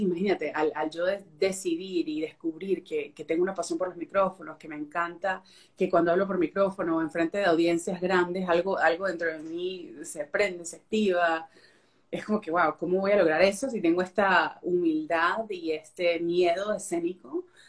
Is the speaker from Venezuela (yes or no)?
yes; Venezuela; moved away as an adult; now in Fort Worth, United States; Yo nací, crecí en Venezuela y me mudé a Texas en el 2000, no hablaba el inglés